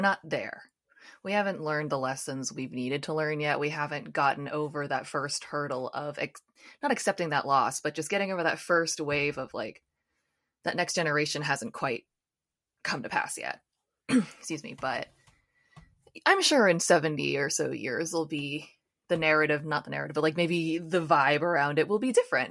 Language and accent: English; United States; I'm from the United States